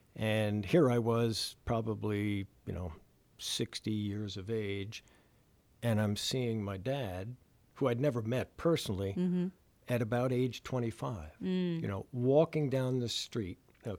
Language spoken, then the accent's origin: English; New Jersey, United States; moved away as an adult; I'm a refugee from New Jersey, and born and raised there for the first 18 years of my life. And, you know, it was home right outside New York City, post-World War II town.